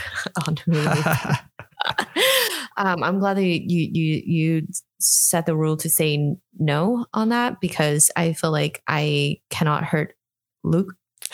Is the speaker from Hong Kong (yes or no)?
yes; Hong Kong; moved away; coming from Hong Kong